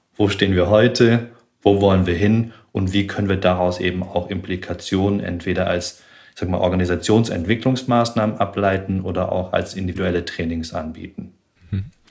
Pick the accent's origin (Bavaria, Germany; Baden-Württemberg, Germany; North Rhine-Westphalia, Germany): Baden-Württemberg, Germany; Tübingen; moved away as an adult; Ich bin in Tübingen aufgewachsen